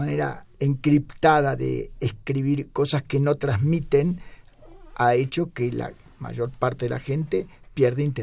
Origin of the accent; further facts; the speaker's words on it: Mexico; si nosotros, hablo como mexicano, nos llegamos a ir de México, te digo, tienen que cerrar a Estados Unidos